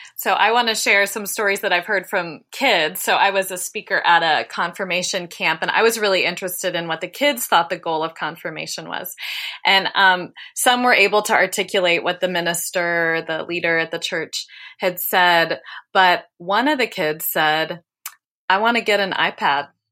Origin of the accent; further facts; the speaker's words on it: Dayton, Ohio, United States; I grew up in Dayton, Ohio